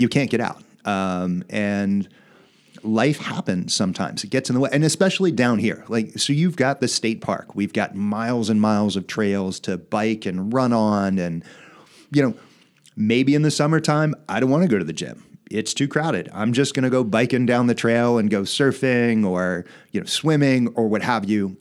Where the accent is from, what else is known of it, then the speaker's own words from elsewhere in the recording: Wilmington, Delaware, United States; I was born in Wilmington